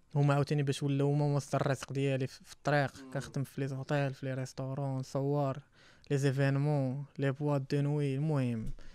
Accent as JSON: {"language": "Arabic", "country": "Morocco", "moved": "as an adult", "said": "انا كاع من المغرب"}